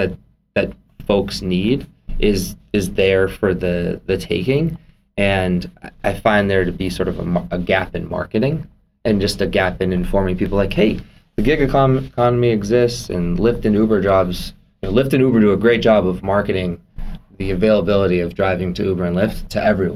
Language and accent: English; Methuen, Massachusetts, United States; now in Winthrop, United States; and I'm from Methuen